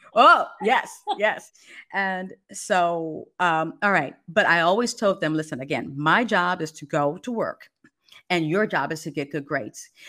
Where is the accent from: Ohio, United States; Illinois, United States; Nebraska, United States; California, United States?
California, United States; Los Angeles; moved away as an adult; also born or lived in Fresno, California / Washington, D.C. / Baltimore, Maryland; growing up in Los Angeles and in Fresno